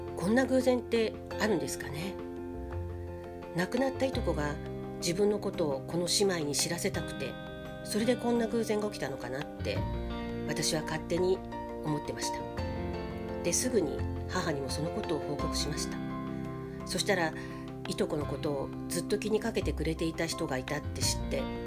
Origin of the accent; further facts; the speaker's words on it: Hiroshima, Japan; moved away; その頃、私は定期的に広島に帰っていた